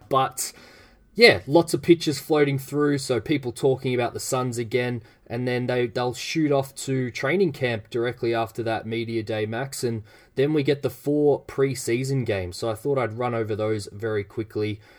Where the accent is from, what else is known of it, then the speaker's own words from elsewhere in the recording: Australia; as an Australian